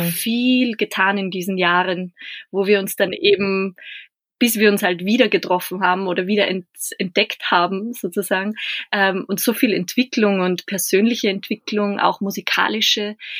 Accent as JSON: {"language": "German", "town": "Bad Hall", "region": "Upper Austria", "country": "Austria", "tie": "born or raised there", "said": "Ich komme aus einem ja, Nachbarort oder eigentlich einer kleinen Stadtgemeinde äh, aus Bad Hall."}